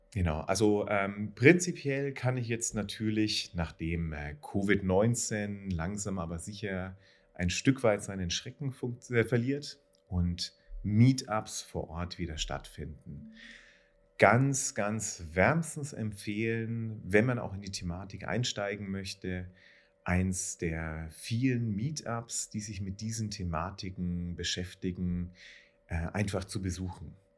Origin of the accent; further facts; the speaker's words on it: Nuremberg, Bavaria, Germany; ich komme ja aus Nürnberg, was auch ein sehr enterprise-lastiges Umfeld ist